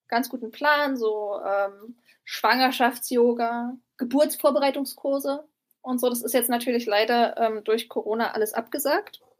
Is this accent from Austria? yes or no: no; Berlin, Germany; Also ich komme auch aus Berlin, deswegen ist der Unterschied ähm, in der Sauberkeit ähm, der Stadt schon ähm, dramatisch.